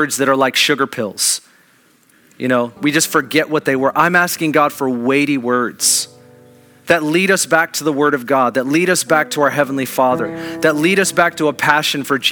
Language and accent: English; Kirkland, Washington, United States; I grew up in Kirkland